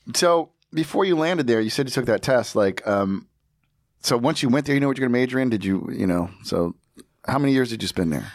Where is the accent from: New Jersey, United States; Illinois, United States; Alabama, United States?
New Jersey, United States; I grew up in Jersey